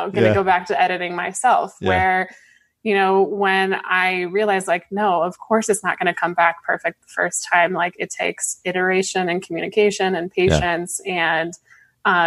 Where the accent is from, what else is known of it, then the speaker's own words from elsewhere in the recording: Colorado, United States; I grew up in Colorado